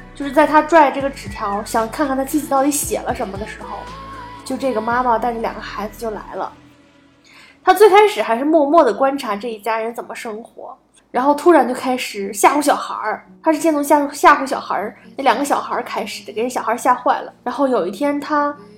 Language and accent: Chinese; China; 我作为一个中国人